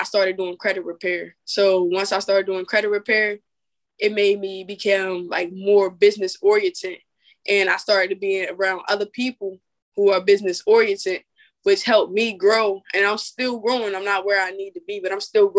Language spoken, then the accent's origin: English; Salisbury, Maryland, United States; I'm from Salisbury, Maryland